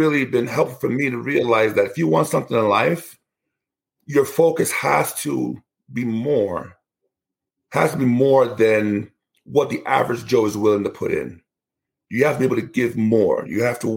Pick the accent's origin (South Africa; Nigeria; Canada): Nigeria; Where I come from in Nigeria, I'm from the Igbo tribe